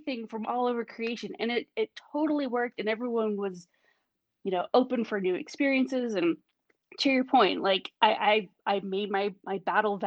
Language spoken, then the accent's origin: English; Northern California, United States; also born or lived in Pacific Northwest; I grew up in Northern California.